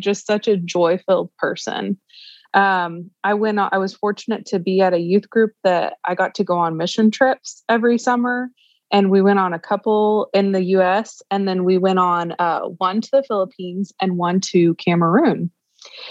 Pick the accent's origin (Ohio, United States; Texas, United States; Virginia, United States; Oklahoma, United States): Oklahoma, United States; Tulsa; I am from Tulsa, Oklahoma, and grew up in the church